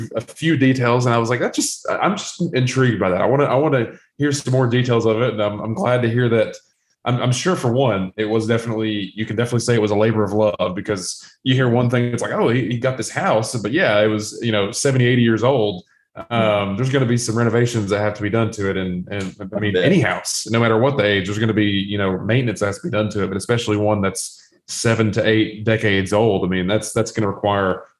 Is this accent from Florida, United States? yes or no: no; Englewood, Tennessee, United States; back in both of our hometowns. I guess I'm technically from Englewood